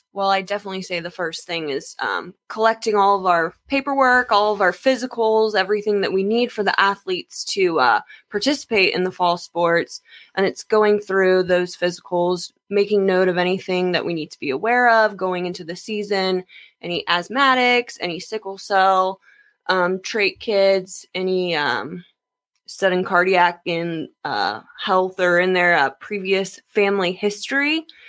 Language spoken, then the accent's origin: English; Jacksonville, Florida, United States; I am Jacksonville, born and raised.